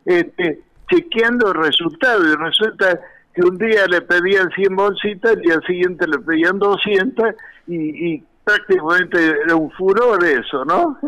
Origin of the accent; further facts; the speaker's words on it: San Carlos Centro, Santa Fe, Argentina; moved away as an adult; also born or lived in La Falda, Córdoba / Córdoba; now in Villa Carlos Paz, Argentina; era yo representante de Caramelos Leritier, que son de mi pueblo, de San Carlos Centro, Santa Fe